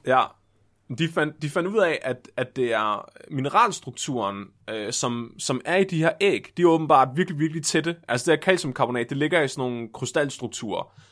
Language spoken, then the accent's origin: Danish; Tåsinge, Southern Denmark, Denmark; min barndom på Tåsinge.